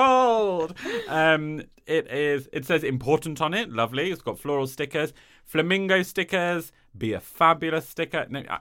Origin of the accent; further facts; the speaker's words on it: East of England, United Kingdom; I'm from Norfolk, so feel free to read it in an accent, although I don't think I have one.